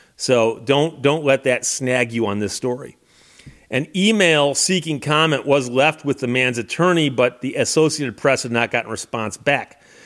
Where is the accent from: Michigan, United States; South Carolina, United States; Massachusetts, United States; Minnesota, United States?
Michigan, United States; Birmingham; when I was growing up in Birmingham, Michigan